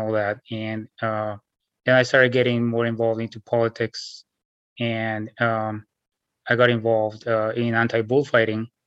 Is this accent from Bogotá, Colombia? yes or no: yes; Bogotá, Colombia; moved away as an adult; also born or lived in New York City, United States; now in Washington State, United States; I was born in Bogota, Colombia, 1979. So I grew up there